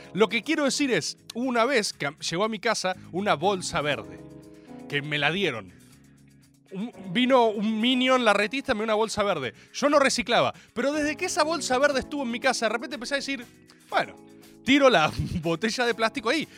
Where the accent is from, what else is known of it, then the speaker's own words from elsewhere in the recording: Buenos Aires, Argentina; Yo soy argentino.